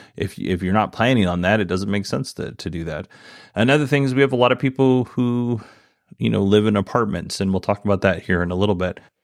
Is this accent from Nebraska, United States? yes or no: no; Alaska, United States; moved away; also born or lived in Idaho; the community that I grew up in, in Alaska.